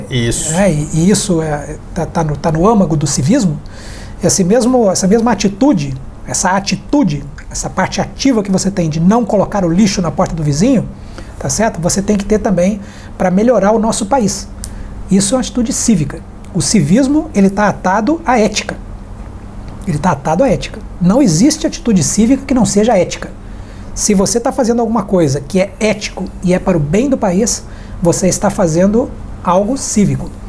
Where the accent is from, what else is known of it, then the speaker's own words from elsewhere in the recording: Brazil; Eu acho que o importante é, é nós, como brasileiros, nós estarmos aí é, conscientes de que cada um tem que contribuir.